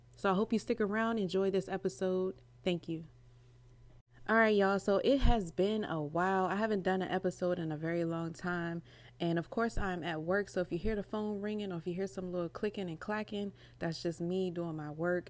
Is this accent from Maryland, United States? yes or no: yes; Maryland, United States; I'm from Maryland